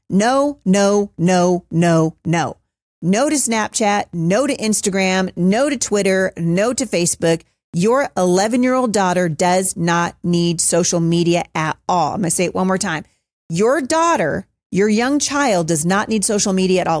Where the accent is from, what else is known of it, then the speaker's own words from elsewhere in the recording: Battle Ground, Washington, United States; right here in my hometown of Battleground, Washington